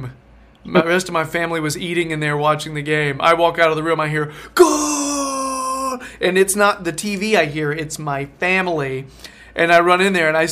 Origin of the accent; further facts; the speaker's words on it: United States; I'm from America